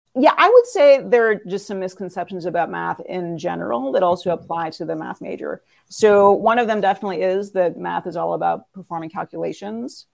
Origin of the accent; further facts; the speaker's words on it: Northern California, United States; moved away as an adult; also born or lived in New York City; I grew up in Northern California